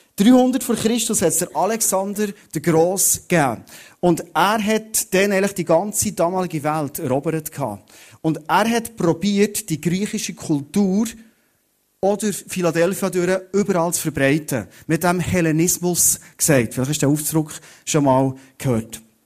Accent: Thun, Bern, Switzerland; ich komme aus Thun

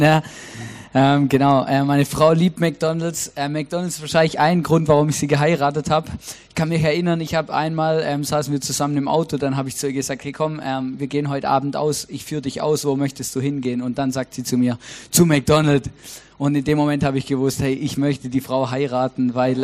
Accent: Stuttgart, Baden-Württemberg, Germany; moved away as an adult; also born or lived in Switzerland; now in Austria; Ich bin ja in Großraum Stuttgart aufgewachsen

